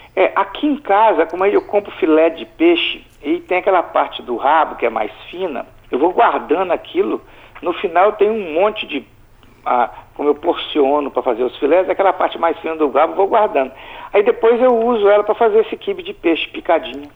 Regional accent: Alegre, Espírito Santo, Brazil; eu nasci e fui criado no Principado do Alegre

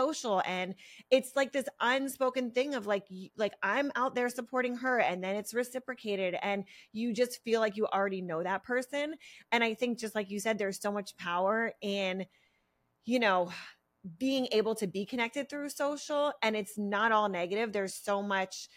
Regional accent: Pennsylvania, United States; now in California, United States; I'm from Pennsylvania

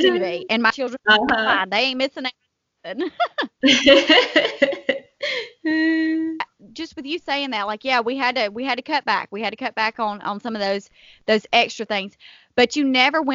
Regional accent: Selma, Alabama, United States; my hometown here in Selma

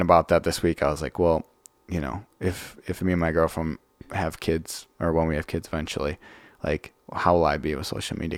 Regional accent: Franklin, Wisconsin, United States; I grew up in Franklin, which is like twenty minutes south of here

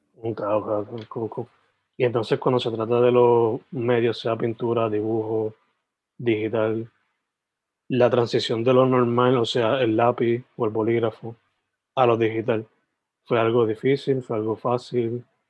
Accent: Sabana Grande, Puerto Rico; also born or lived in San Germán; Yo originalmente, o sea, nací en San Germán, me crié en Sabana Grande

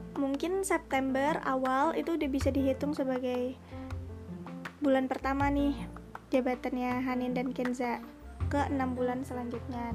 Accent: Bekasi, West Java, Indonesia; aku asalnya dari Bekasi

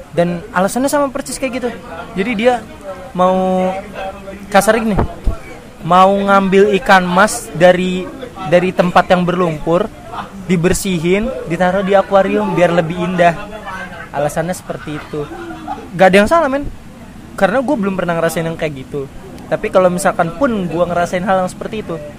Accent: Indonesia; kita orang Indonesia

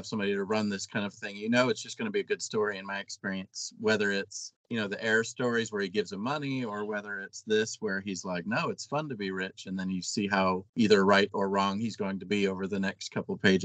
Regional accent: Florida, United States; I grew up in Florida

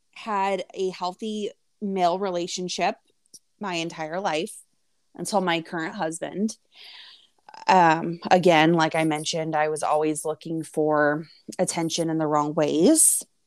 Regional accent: Indiana, United States; also born or lived in Florida; We're from the Midwest, I'm from Indiana

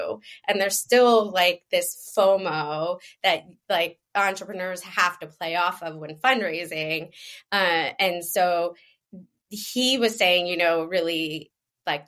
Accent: Philadelphia, Pennsylvania, United States; I'm from Philadelphia

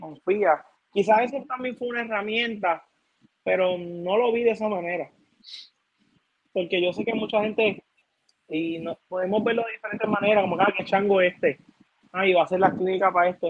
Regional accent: Puerto Rico; mi pueblo de Toda

